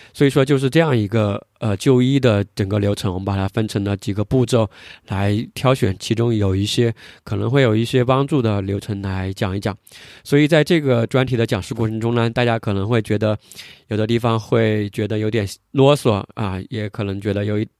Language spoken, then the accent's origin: Chinese; China; 我们作为中国人